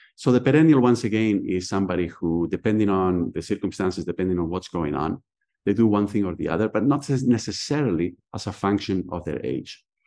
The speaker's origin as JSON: {"language": "English", "country": "Spain", "tie": "born or raised there", "second_language": "English", "moved": "as an adult", "lives_now": "Philadelphia, United States", "said": "I was born and raised in Spain."}